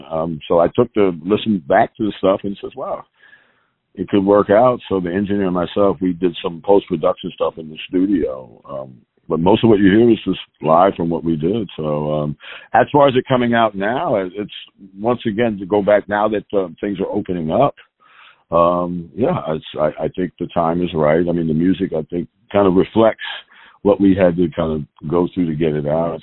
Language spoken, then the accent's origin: English; New York, United States; moved away; also born or lived in Philadelphia; I was born and raised in New York. Grew up mainly in East Harlem